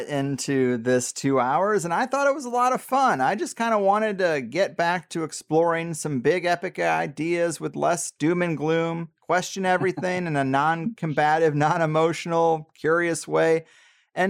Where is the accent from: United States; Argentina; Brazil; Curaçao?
United States; Midwest; I'm from the Midwest